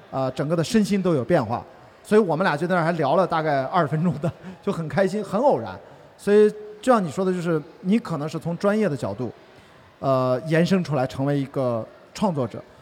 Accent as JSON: {"language": "Chinese", "town": "Qingdao", "region": "Shandong", "country": "China", "said": "我是青岛人嘛"}